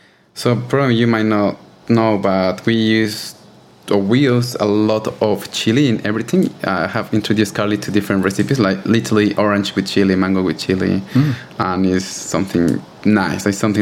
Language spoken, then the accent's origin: English; Mexico City, Mexico; English is a second language; moved away as an adult; now in Australia; I was born in Mexico City